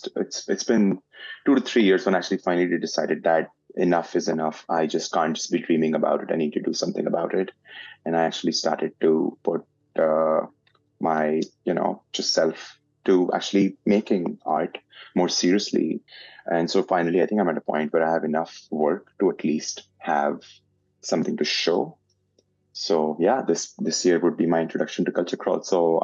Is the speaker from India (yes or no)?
yes; India; now in Canada; I am an Indian-Canadian portrait artist